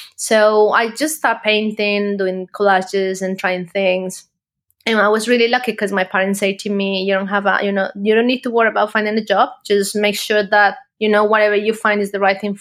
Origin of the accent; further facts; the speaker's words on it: Colombia; moved away as an adult; now in United Kingdom; So I am from Colombia originally. I live now in the UK. I've lived here for the last 8 years